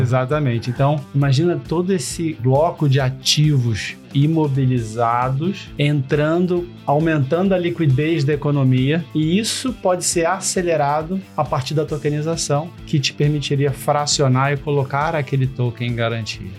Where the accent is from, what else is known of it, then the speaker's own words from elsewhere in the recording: Rio de Janeiro, Brazil; Eu sou carioca, né? Nascido e criado no, no Rio de Janeiro